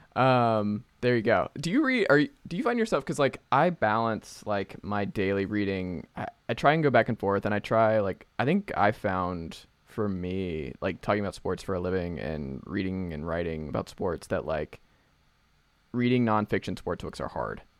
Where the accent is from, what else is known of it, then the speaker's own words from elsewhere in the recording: Atlanta, Georgia, United States; the first thing I caught actually as a kid growing up in Atlanta was a snapping turtle.